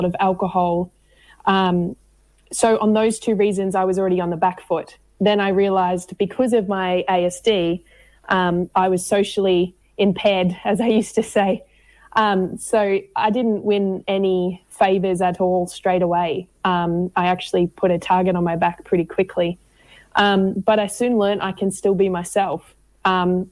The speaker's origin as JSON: {"language": "English", "region": "Queensland", "country": "Australia", "moved": "yes", "lives_now": "Victoria, Australia", "said": "I'm originally from Queensland, moved down to Victoria after some family violence and some trauma as well"}